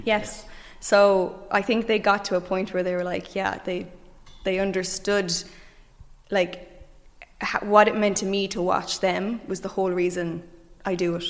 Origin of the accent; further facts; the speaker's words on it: Limerick, Munster, Ireland; I come from Limerick